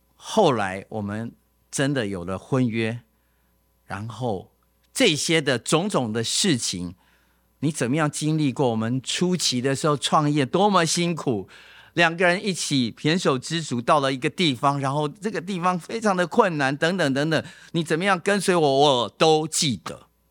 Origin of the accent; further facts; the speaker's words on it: Taipei, Taiwan; 我是台北长大的嘛